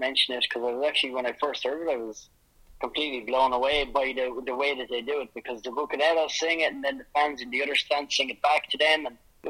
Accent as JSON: {"language": "English", "country": "Ireland", "moved": "yes", "said": "I'm away from Ireland, and secondly, because we've never had any success anyway"}